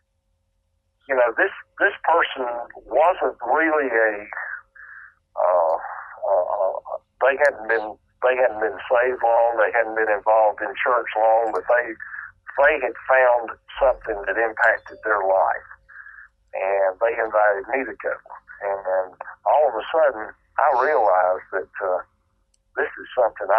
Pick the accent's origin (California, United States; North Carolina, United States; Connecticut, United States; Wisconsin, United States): North Carolina, United States; I was raised in the Bible Belt in North Carolina